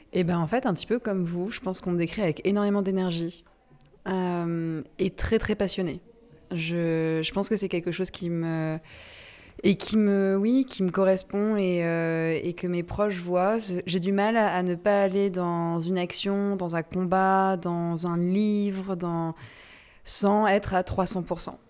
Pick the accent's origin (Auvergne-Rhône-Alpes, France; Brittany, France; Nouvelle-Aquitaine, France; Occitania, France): Brittany, France; Je suis bretonne, comme mon prénom l'indique